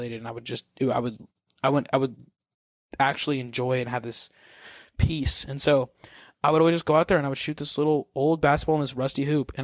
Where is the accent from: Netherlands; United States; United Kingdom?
United States; Missouri; now in California, United States; I'm from Missouri